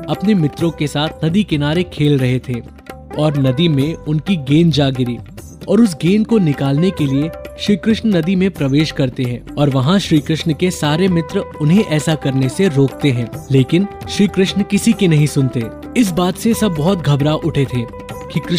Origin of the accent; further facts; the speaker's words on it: Varanasi, Uttar Pradesh, India; काशी में पले बड़े होने की वजह से मुझे बहुत बार ये सौभाग्य मिला कि मैं नाग नथैया को बहुत ही करीब से देखूं।